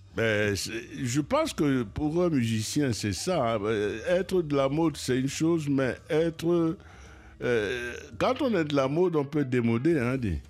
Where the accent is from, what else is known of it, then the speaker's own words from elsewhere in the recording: Cameroon; je suis Camerounais